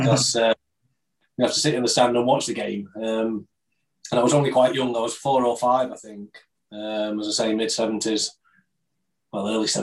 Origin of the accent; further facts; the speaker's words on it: Chesterfield, East Midlands, United Kingdom; Chesterfield and my hometown team